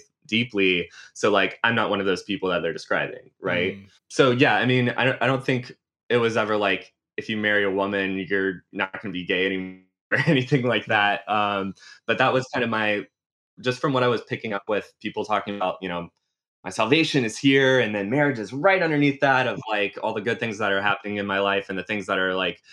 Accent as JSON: {"language": "English", "region": "South Carolina", "country": "United States", "tie": "born or raised there", "moved": "as an adult", "lives_now": "New York, United States", "said": "I grew up in South Carolina, multi-generation South Carolinian"}